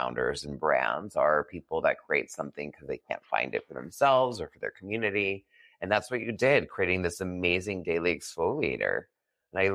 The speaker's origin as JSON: {"language": "English", "region": "New England", "country": "United States", "also_born_or_lived": "New York City", "moved": "as an adult", "lives_now": "Los Angeles, United States", "said": "I'm from New England, from the East Coast"}